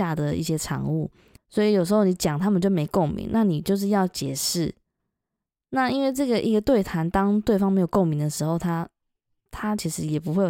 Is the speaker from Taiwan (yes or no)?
yes; Taiwan; moved away as an adult; now in United Kingdom; 因为像我们台湾人也是